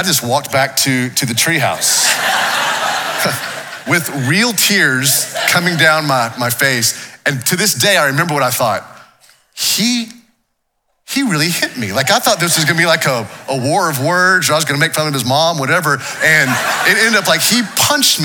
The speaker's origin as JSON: {"language": "English", "town": "Waco", "region": "Texas", "country": "United States", "tie": "born or raised there", "said": "I grew up here in Waco. This is my hometown."}